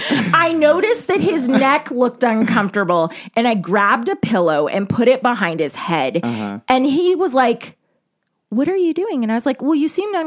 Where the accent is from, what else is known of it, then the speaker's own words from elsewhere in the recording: Lemon Grove, California, United States; As a white girl, I grew up in Lemon Grove, which is very poor and full of non-whites.